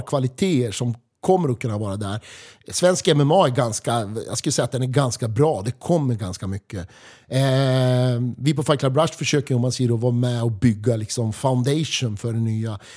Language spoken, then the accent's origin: Swedish; Västerås, Västmanland, Sweden; vi är från Västerås